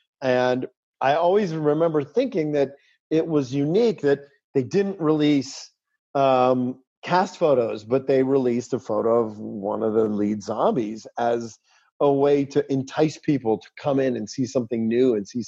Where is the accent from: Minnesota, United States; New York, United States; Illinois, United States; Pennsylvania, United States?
Pennsylvania, United States; Pittsburgh; everybody had kind of caught up to the world that I had been existing in since I grew up in Pittsburgh, which is, you know, the zombie mythology.